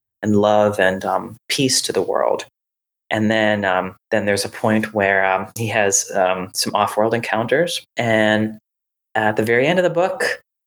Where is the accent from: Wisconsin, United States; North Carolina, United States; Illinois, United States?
North Carolina, United States; Raleigh; where I grew up in Raleigh